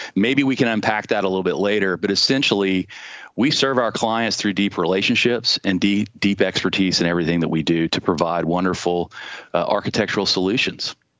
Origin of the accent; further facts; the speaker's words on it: Charleston, South Carolina, United States; I was born in Charleston. Uh, had a great childhood. I grew up on James Island